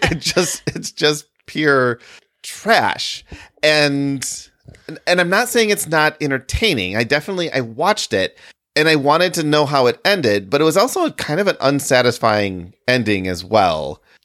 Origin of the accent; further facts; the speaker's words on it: Midwest, United States; also born or lived in Michigan / Illinois / Wisconsin; I have always lived in the Midwest, so Michigan, Illinois, Wisconsin